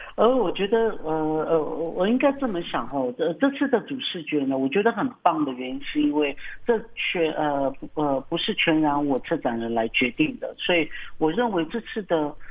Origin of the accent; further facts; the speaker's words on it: Namasia, Kaohsiung, Taiwan; 我是来自纳马夏的布农族